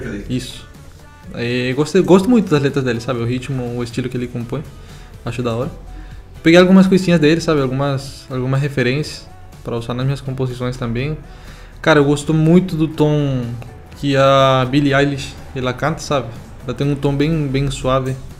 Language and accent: Portuguese; Venezuela; moved away; Eu sou da, da, Venezuela